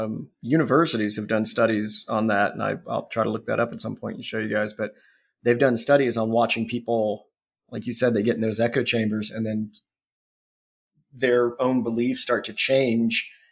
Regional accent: Ohio, United States; I mean, I grew up in Northeast Ohio cornfields and cows, and I believed all the racist bullshit, stereotypical bullshit, because it's what I was raised in.

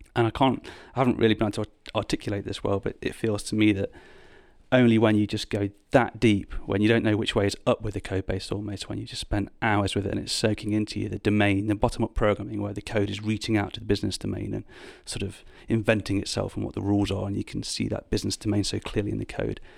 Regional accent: United Kingdom; moved away as an adult; also born or lived in Birmingham; now in London, United Kingdom; I'm from the Midlands, or as you would call it, the North, um, in the U K

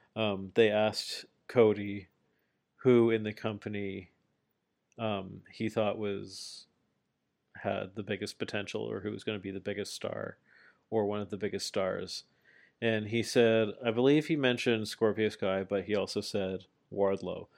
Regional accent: Canada; I'm Canadian

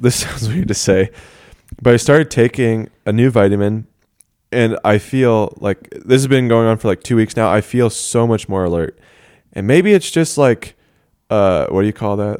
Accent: Denver, Colorado, United States; I hail from Denver, Colorado

